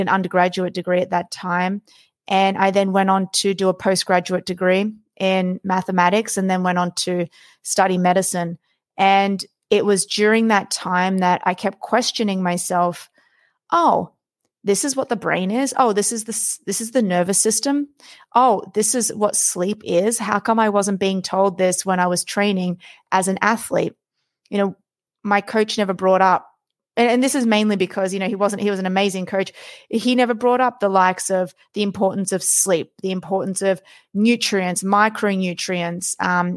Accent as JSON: {"language": "English", "country": "Australia", "tie": "born or raised there", "said": "I was born and raised in Australia"}